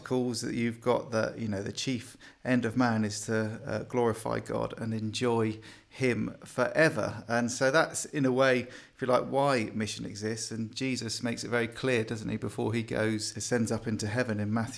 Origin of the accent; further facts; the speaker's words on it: Bournemouth, South West England, United Kingdom; Originally, I'm from Bournemouth area, so that's where I grew up, came back to the Lord there.